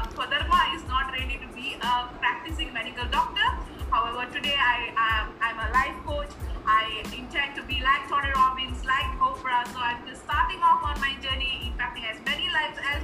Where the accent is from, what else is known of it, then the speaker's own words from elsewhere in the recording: Malaysia; moved away as an adult; also born or lived in Bandung, Indonesia; now in Chennai, India; I'm a Malaysian